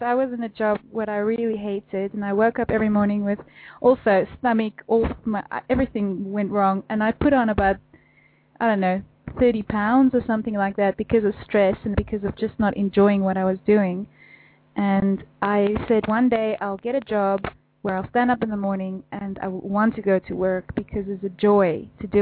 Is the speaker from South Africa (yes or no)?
yes; South Africa; now in Netherlands; I was born in South Africa